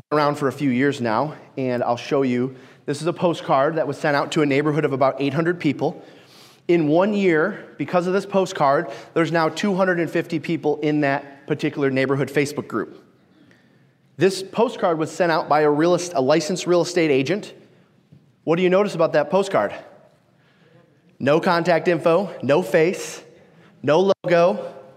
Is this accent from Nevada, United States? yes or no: no; Detroit, Michigan, United States; I'm from Detroit